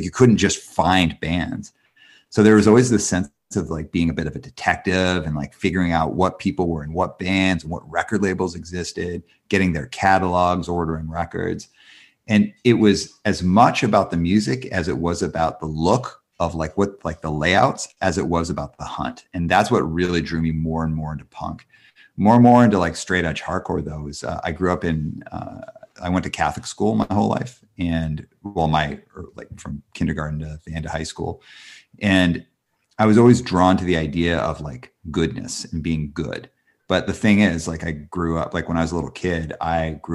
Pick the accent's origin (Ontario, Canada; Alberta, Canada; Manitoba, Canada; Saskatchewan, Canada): Alberta, Canada; Calgary; also born or lived in Montreal, Quebec; now in Vancouver, Canada; I'm from I live in Vancouver, but I'm from Calgary, Alberta, and was born in Montreal.